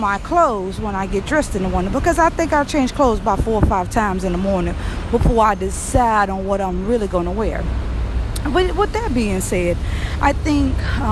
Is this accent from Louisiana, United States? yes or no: yes; Louisiana, United States; I'm from Louisiana